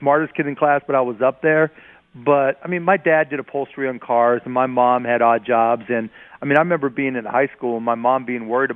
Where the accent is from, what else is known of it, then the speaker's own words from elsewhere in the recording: Pittsburgh, Pennsylvania, United States; I grew up in Pittsburgh